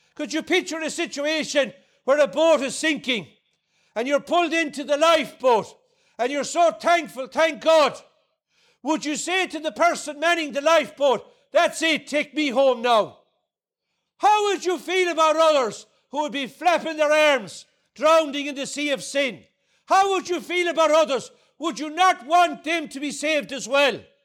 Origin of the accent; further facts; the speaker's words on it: Ardnacrusha, Munster, Ireland; I come from Ardnacrusha in, in County Clare, just outside Limerick City.